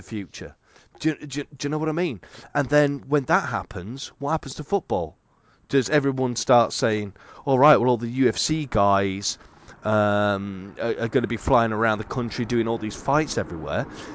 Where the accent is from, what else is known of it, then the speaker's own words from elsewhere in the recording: England, United Kingdom; I'm English